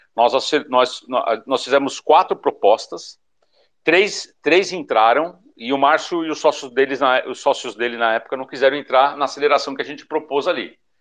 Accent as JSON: {"language": "Portuguese", "region": "São Paulo", "country": "Brazil", "also_born_or_lived": "southern Brazil", "moved": "as an adult", "said": "Eu sou paulista, né? Daí eu não aguentei mais morar em São Paulo."}